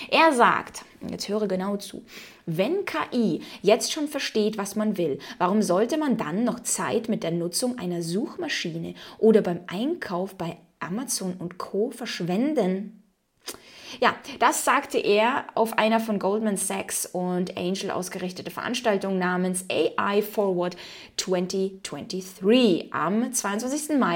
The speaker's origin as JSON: {"language": "German", "country": "Ukraine", "tie": "born or raised there", "said": "ich meine, okay, ich bin in der Ukraine aufgewachsen, da war das nochmal dann ein bisschen anders."}